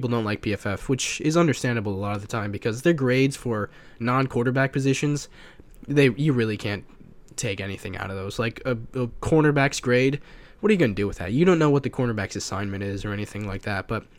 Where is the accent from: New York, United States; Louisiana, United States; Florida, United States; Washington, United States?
Florida, United States; I'm from Florida.